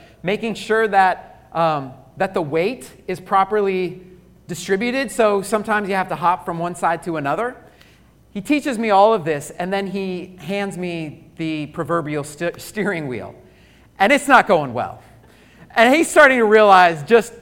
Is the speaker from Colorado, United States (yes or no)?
yes; Colorado, United States; I grew up in Colorado.